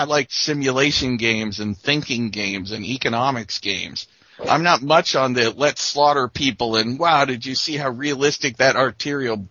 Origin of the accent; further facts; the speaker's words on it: Redondo Beach, California, United States; I'm from Redondo anyway, not Santa Monica